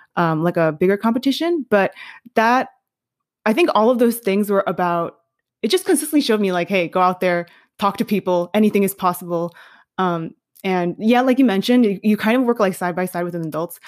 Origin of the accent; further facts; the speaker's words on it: New York City, New York, United States; moved away as an adult; also born or lived in Michigan / Denver; I was born and raised in New York City